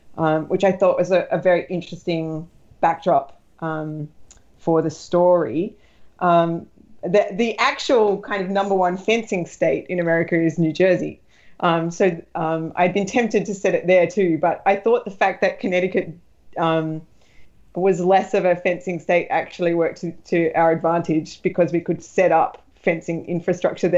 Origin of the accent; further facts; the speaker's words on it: Australia; as an Australian